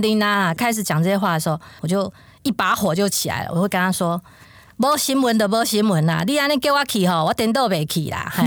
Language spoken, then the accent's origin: Chinese; Taoyuan, Taiwan; moved away as an adult; also born or lived in Hualien; 我是桃园人